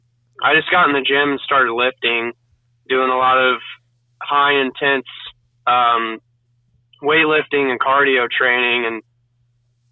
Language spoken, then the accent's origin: English; Daleville, Indiana, United States; I grew up in Daleville, Indiana, not too far from Muncie